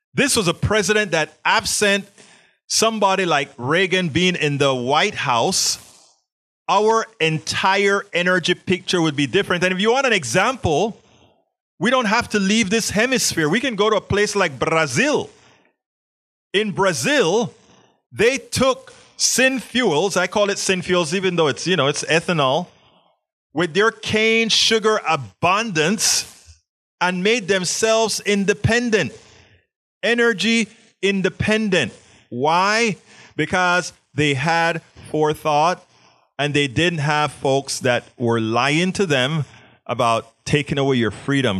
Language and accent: English; Panama; moved away; I was always a science nerd growing up in Panama.